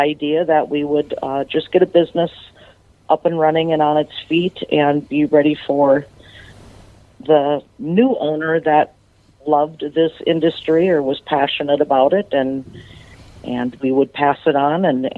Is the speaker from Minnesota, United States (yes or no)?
yes; Butterfield, Minnesota, United States; I'm from a small town in southern Minnesota called Butterfield.